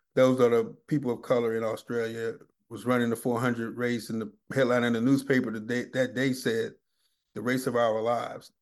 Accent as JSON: {"language": "English", "town": "Washington", "region": "District of Columbia", "country": "United States", "tie": "born or raised there", "moved": "yes", "lives_now": "Atlanta, United States", "said": "I grew up in Washington, D C"}